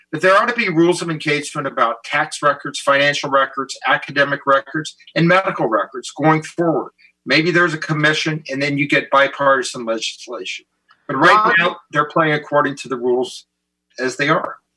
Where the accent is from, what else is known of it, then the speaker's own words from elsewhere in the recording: the South, United States; I'm from the South